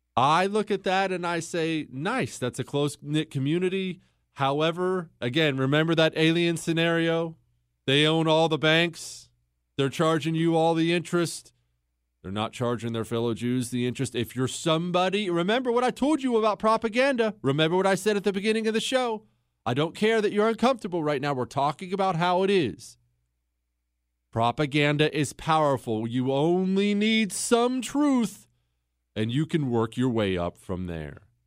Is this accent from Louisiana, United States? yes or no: no; Montana, United States; also born or lived in Ohio; when we moved from Ohio to Montana when I was ten years old